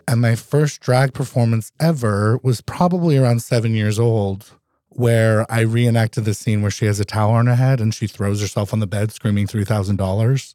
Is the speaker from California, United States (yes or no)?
no; Vermont, United States; also born or lived in Philadelphia / New Orleans; now in Alaska, United States; I was born and raised in Vermont